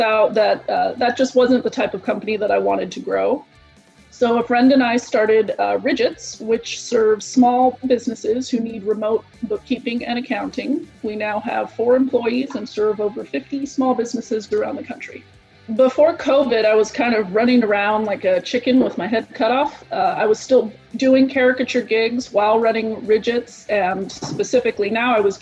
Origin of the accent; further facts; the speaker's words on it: San Diego, California, United States; I'm from San Diego, California